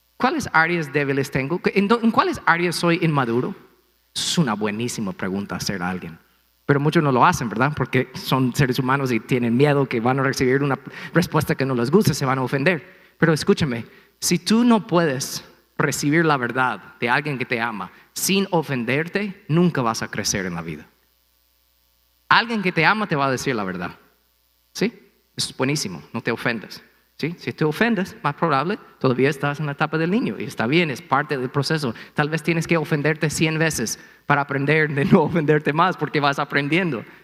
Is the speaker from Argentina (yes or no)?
no; United States; Spanish is a second language; moved away; Aquí estoy siendo gringo